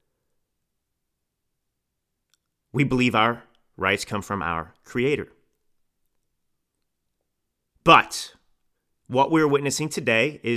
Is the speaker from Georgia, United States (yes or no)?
no; Texas, United States; also born or lived in Italy; now in California, United States; I grew up in Texas